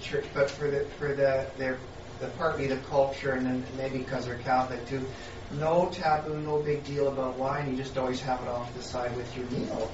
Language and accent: English; Canada; I grew up in Carisdale in the United Church of Canada